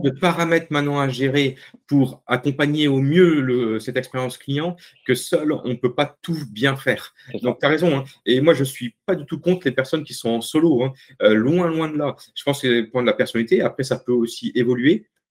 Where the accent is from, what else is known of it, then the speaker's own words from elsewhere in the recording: the North, Hauts-de-France, France; je suis un ch'ti, hein, je viens du Nord.